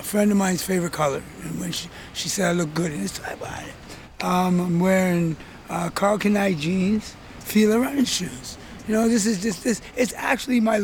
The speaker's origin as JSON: {"language": "English", "town": "Toronto", "region": "Ontario", "country": "Canada", "tie": "born or raised there", "said": "I grew up in Regent Park, one of Toronto's, or it could have even been Canada's, first housing complex"}